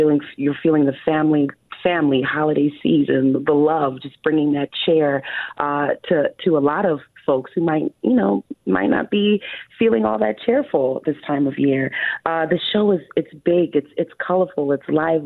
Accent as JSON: {"language": "English", "town": "New York City", "region": "New York", "country": "United States", "tie": "born or raised there", "also_born_or_lived": "Buffalo", "said": "I grew up in New York City, Queens to be exact."}